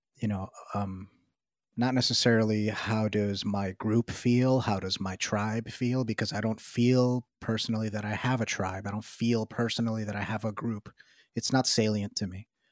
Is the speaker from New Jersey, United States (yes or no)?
no; New York City, New York, United States; I live in New York City, I'm from New York City